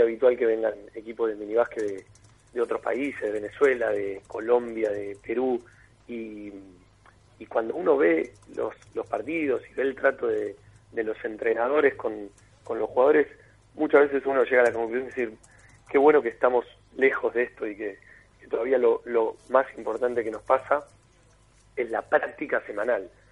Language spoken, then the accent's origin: Spanish; Mar del Plata, Buenos Aires Province, Argentina; Juan y yo somos de Mar del Plata